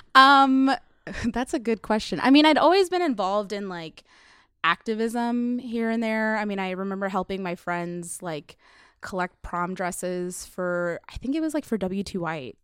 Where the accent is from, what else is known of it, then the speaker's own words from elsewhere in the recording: United States; I'm from America